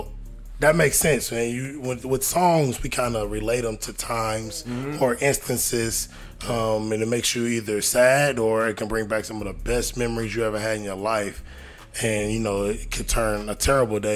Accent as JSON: {"language": "English", "region": "Midwest", "country": "United States", "said": "I'm from the Midwest"}